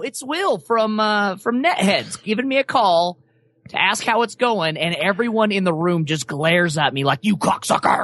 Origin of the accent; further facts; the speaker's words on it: Wyoming, United States; moved away; I grew up in Wyoming